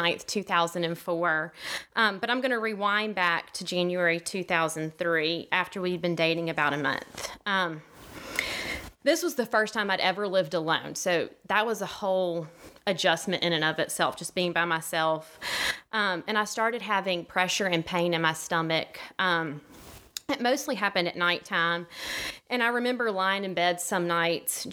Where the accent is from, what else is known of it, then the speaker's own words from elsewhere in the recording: Gulf Breeze, Florida, United States; also born or lived in Bluff Park; So I was born in Gulf Breeze, Florida, and I have a fellow Gulf Breeze friend in the audience with me today, Kelly. And I grew up in it's a small community